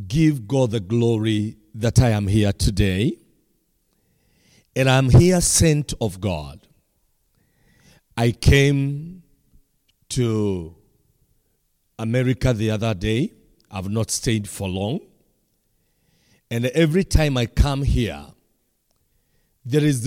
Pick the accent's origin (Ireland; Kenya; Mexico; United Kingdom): Kenya; from Kenya.